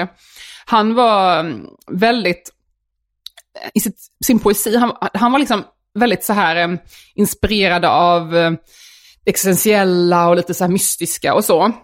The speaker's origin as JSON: {"language": "Swedish", "town": "Värnamo", "region": "Jönköping County", "country": "Sweden", "tie": "born or raised there", "accent": "Småland dialect", "moved": "yes", "said": "när jag växte upp i Värnamo"}